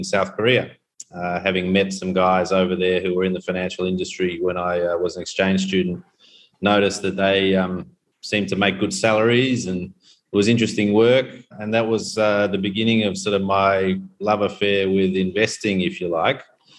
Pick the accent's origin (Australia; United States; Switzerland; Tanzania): Tanzania; born there; I was born here in Tanzania back in the early 70s.